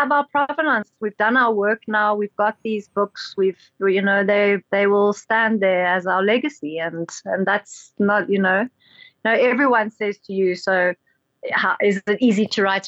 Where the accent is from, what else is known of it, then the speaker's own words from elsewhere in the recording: South Africa; as South African authors